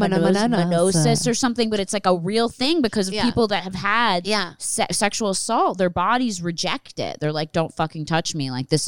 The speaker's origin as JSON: {"language": "English", "town": "Philadelphia", "region": "Pennsylvania", "country": "United States", "tie": "born or raised there"}